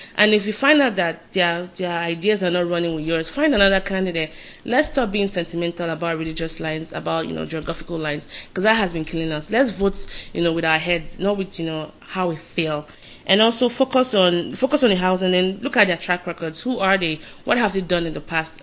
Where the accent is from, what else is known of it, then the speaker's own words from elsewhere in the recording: Lagos, Nigeria; I'm from Lagos